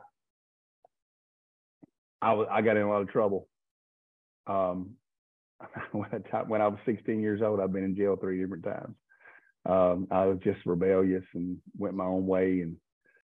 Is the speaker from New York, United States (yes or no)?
no; Livermore, Kentucky, United States; moved away as an adult; also born or lived in Louisville, Kentucky / Henderson, Kentucky; I grew up in a town about 1% the size of Owensboro, probably Livermore, a little county of McLean County